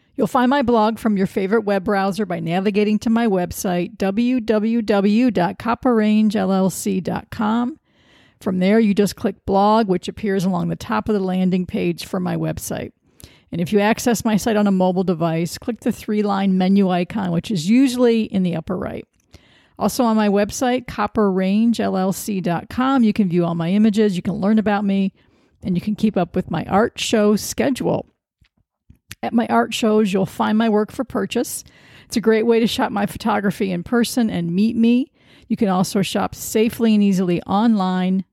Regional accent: Sandusky, Ohio, United States; moved away as an adult; now in Washington, D.C., United States; I've lived in Washington, D C for thirty years, but I'm from Sandusky, Ohio

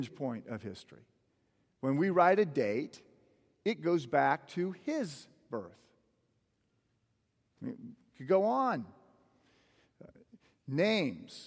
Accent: Moline, Illinois, United States; I was born in Moline, Illinois

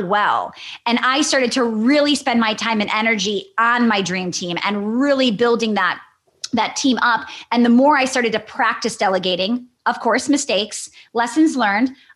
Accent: Wisconsin, United States; I'm from Wisconsin.

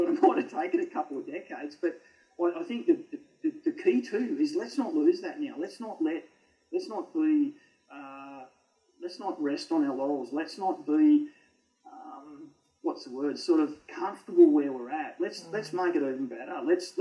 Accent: Canberra, Australian Capital Territory, Australia; growing up in Canberra, I fish Lake Jindera a lot.

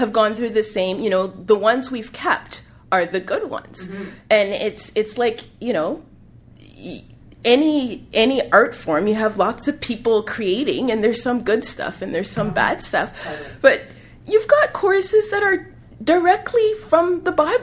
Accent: Canada; I am African Canadian

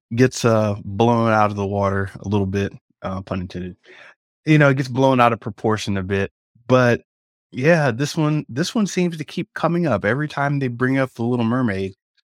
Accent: Jamaica; Are you kidding me? I'm Jamaican. I'm down with that.

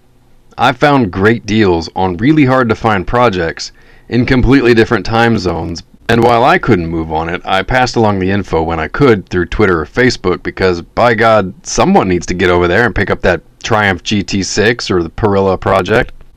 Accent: near North Dallas, Texas, United States; moved away; near my hometown, where my mom still lives

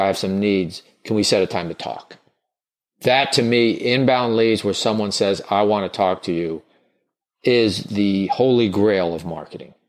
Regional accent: the South, United States; I grew up in the South

